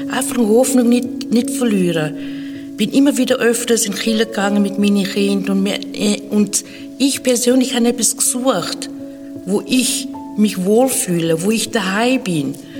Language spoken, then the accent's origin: German; Zimbabwe; now in Switzerland; Ich bin aufgewachsen in Afrika, in Simbabwe und seit einigen Jahren schon in der Schweiz